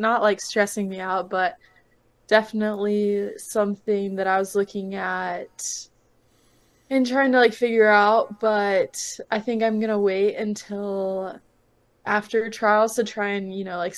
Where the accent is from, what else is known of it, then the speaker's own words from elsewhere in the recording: Austin, Texas, United States; moved away as an adult; also born or lived in Georgia; I'm originally from Austin, so being around my family more was really nice